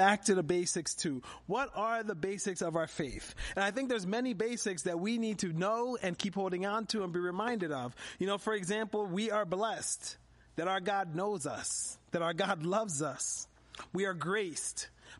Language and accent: English; Philadelphia, Pennsylvania, United States; moved away as an adult; also born or lived in Harrisburg area, Central Pennsylvania; now in Harrisburg, United States; as a kid growing up in Philadelphia